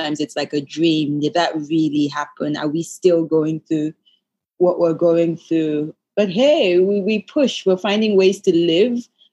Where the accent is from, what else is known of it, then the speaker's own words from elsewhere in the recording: Lagos, Nigeria; I'm right here at home, Lagos, Nigeria, where I was born many years ago